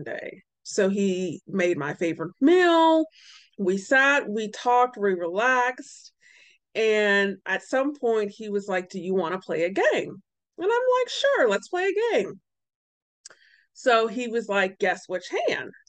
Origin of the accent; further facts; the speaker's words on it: Warren, Ohio, United States; also born or lived in Columbus, Ohio; I'm originally from Warren, Ohio, and for a period of my life, I lived in Columbus, Ohio.